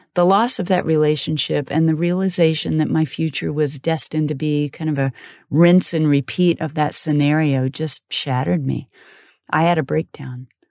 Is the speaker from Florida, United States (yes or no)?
no; Wellsville, Kansas, United States; I was born in Kansas City and raised in a small farm town called Wellsville